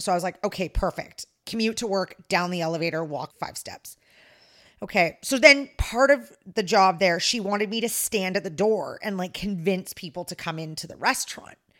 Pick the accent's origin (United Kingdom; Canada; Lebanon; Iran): Canada; I'm the Canadian